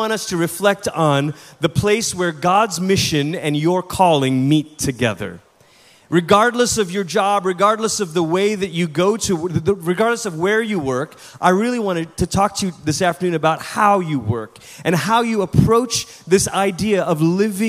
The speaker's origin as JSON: {"language": "English", "country": "Malaysia", "tie": "born or raised there", "also_born_or_lived": "Portland, Oregon, United States", "first_language": "English", "moved": "as an adult", "lives_now": "United States", "said": "I'm originally from Malaysia. That's where I'm from. That's where I was born. That's where I grew up."}